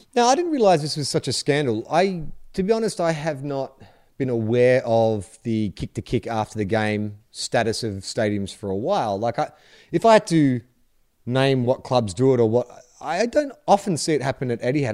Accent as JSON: {"language": "English", "country": "United States", "moved": "yes", "lives_now": "Australia", "said": "as an American"}